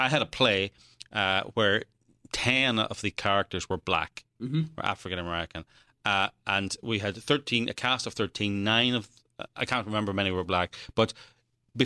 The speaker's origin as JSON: {"language": "English", "region": "Northern Ireland", "country": "United Kingdom", "tie": "born or raised there", "accent": "Irish", "moved": "yes", "said": "I come from Northern Ireland, I grew up during the Troubles."}